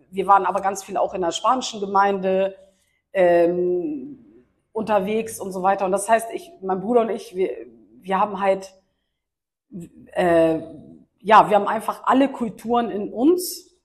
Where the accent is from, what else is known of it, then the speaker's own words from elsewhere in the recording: Schleswig-Holstein, Germany; ich bin in Schleswig-Holstein aufgewachsen